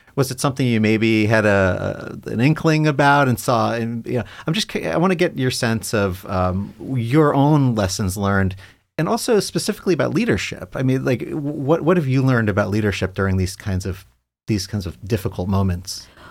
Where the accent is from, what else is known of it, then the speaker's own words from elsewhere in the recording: New York, United States; now in Ohio, United States; I'm a New Yorker